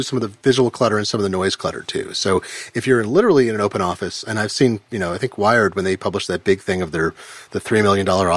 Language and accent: English; Eugene, Oregon, United States; growing up in Eugene, Oregon